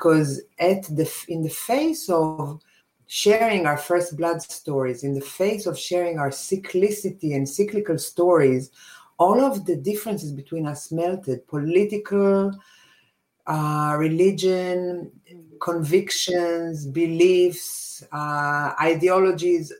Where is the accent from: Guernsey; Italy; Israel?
Israel; moved away as an adult; I come from Israel. This is my country of origin.